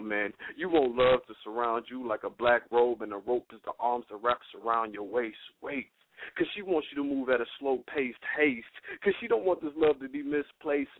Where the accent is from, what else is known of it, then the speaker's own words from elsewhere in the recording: Georgia, United States; now in St. Louis, United States; I'm from Georgia